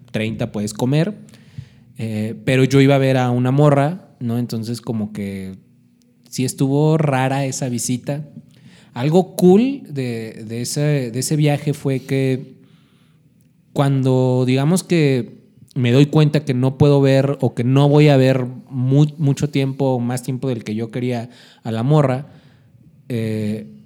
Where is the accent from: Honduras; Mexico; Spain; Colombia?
Mexico; Mexico City; De, oye, es que vengo de la Ciudad de México y escribí esta canción que acaba de salir